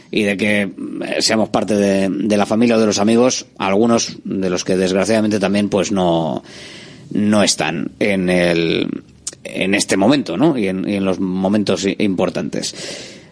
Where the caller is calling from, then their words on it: Bilbao, Basque Country, Spain; Hola, muy buenas. ¿Quién eres? ¿Qué tal? … de Bilbao. Feliz año.